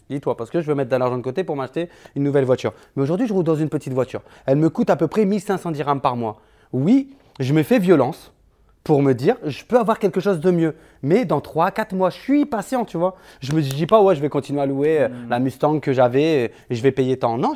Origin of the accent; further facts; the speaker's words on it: Switzerland; moi je suis suisse.